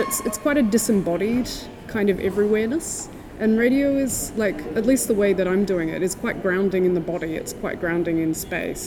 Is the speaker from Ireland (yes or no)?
no; Tasmania, Australia; now in New Zealand; I'm from Tasmania, but I live in New Zealand.